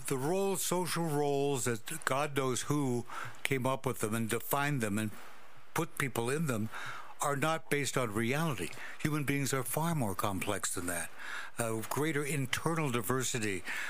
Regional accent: Walla Walla, Washington, United States; try being a nice Jewish boy in Walla Walla, Washington.

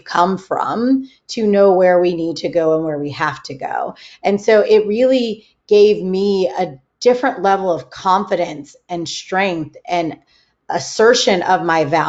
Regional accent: California, United States; I grew up in California

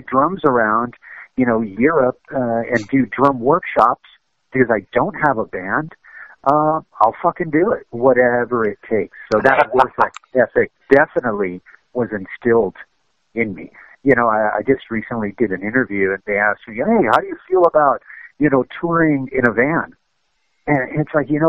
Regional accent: United States; also born or lived in Cuba; growing up in America, when I was, you know, living with my parents, that was a Cuban household

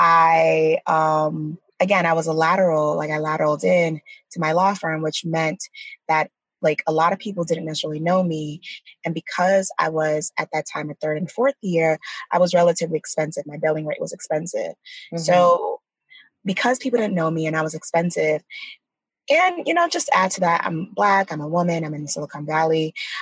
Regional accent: Nigeria; So, as we talked about earlier, we're Nigerian. I'm Nigerian.

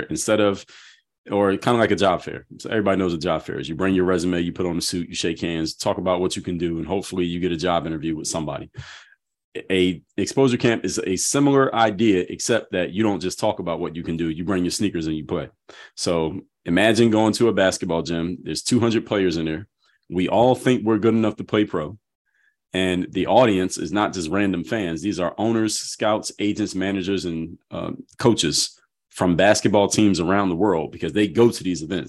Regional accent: Philadelphia, Pennsylvania, United States; I'm from Philadelphia

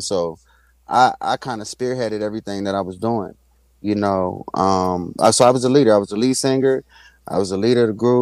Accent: Washington, District of Columbia, United States; moved away as an adult; I'm from Washington, D.C.

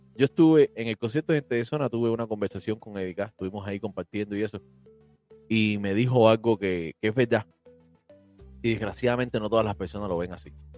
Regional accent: Cuba

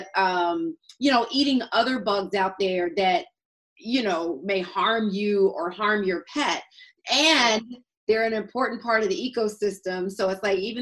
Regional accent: Atlanta, Georgia, United States; And I'm from Atlanta. So for a Georgia girl

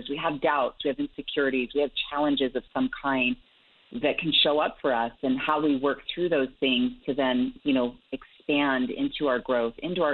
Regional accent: Salt Lake City, Utah, United States; born or raised there

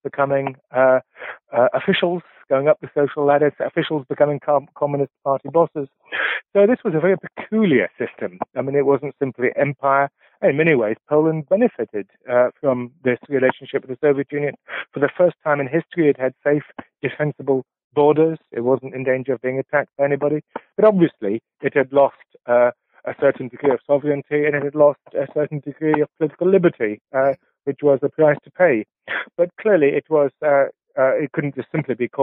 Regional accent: England, United Kingdom; first language Polish; English is a second language; my first language was Polish, the question was always, why did we end up in England? What are we doing here?

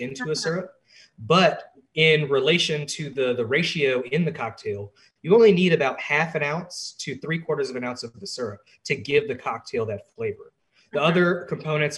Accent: Atlanta, Georgia, United States; moved away as an adult; now in Washington, D.C., United States; I'm originally from Atlanta, Georgia. I came up here in the winter of 2018

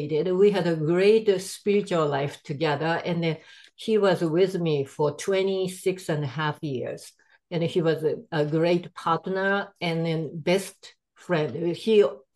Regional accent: Japan; English is a second language; moved away as an adult; now in United States; I'm from Japan.

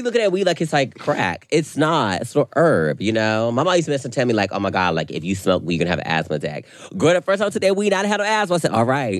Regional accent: North Carolina, United States; I'm from North Carolina.

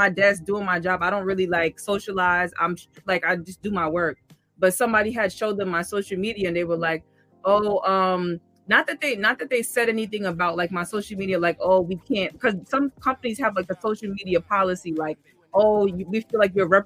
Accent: New York City, New York, United States; I'm from Queens, born and raised. I still live in Queens

